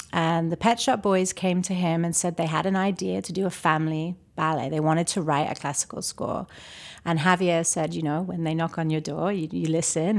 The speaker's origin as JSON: {"language": "English", "town": "Toronto", "region": "Ontario", "country": "Canada", "tie": "born or raised there", "also_born_or_lived": "London / Chicago", "moved": "yes", "lives_now": "Charlotte, United States", "said": "I was born in Toronto, but, uh, my formal studies in classical ballet were in London"}